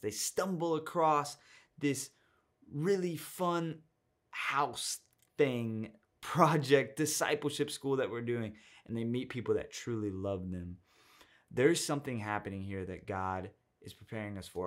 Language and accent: English; Texas, United States; I'm from Texas